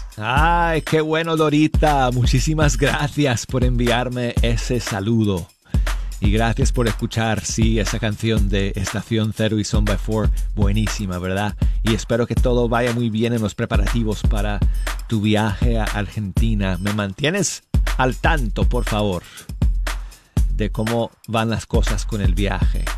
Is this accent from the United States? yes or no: yes; Denver, Colorado, United States; now in Birmingham, United States; mi ciudad natal, de Denver, Colorado